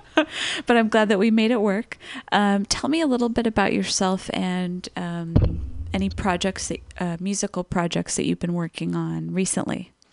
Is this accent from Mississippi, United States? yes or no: no; Los Angeles, California, United States; moved away as an adult; I grew up in Los Angeles